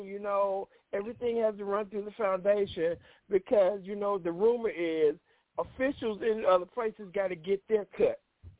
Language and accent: English; Louisiana, United States; moved away; I grew up in Louisiana